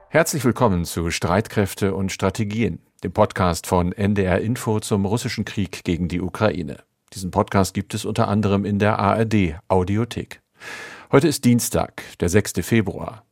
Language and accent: German; Oldenburg, Lower Saxony, Germany; zugleich zufällig auch meine Heimat, nämlich mein Geburtsort